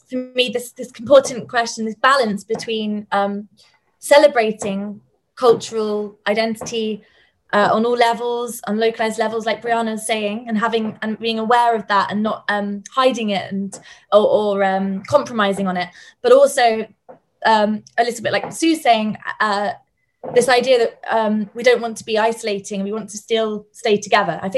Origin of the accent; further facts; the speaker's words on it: Portsmouth, South East England, United Kingdom; also born or lived in Edinburgh / North Yorkshire; now in London, United Kingdom; I'm from Portsmouth originally, so south. Um, and then I spent my my both my parents were born in London. My most of my family are from London. I'm living in London now. It's where I spent most of my life.